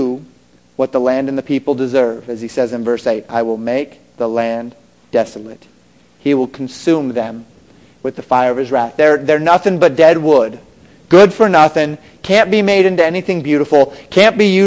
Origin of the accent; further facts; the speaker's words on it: Colorado, United States; moved away; I grew up in Colorado.